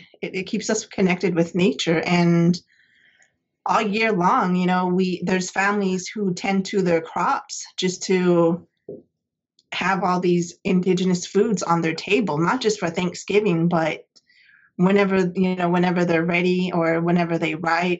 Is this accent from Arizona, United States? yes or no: yes; Arizona, United States; moved away as an adult; now in San Diego, United States; I just introduced myself to you in my native language. I am originally from Arizona, born and raised on the reservation, and I moved out to San Diego right after 9/11.